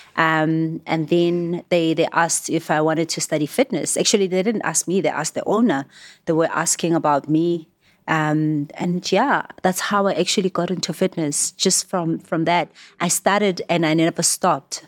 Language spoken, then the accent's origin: English; Johannesburg, Gauteng, South Africa; I was born and raised in Alex